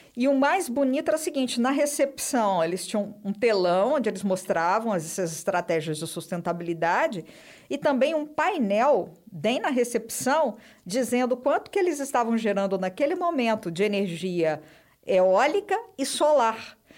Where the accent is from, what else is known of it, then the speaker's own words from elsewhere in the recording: Belo Horizonte, Minas Gerais, Brazil; Nasci em Belo Horizonte, sou de BH